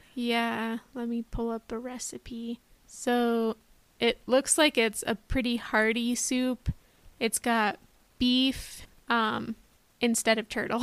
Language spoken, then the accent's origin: English; Los Alamos, New Mexico, United States; I grew up in Los Alamos, New Mexico